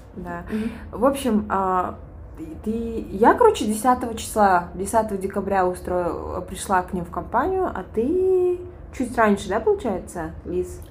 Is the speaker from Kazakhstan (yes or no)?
no; Kyrgyzstan; moved away as an adult; also born or lived in Bishkek / China; now in Dubai, United Arab Emirates; родом с Кыргызстана, да, я забыла это сказать. А, живу в Бишкеке